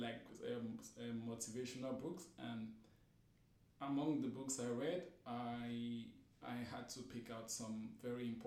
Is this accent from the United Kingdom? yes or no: no; Cameroon; now in Istanbul, Turkey; I'm from Cameroon.